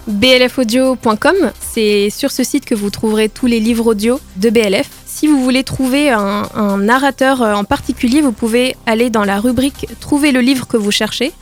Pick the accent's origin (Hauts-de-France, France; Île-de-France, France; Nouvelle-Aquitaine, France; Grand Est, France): Hauts-de-France, France; Nord; now in Grenoble, France; Je suis née dans le Nord. Je suis une ch'ti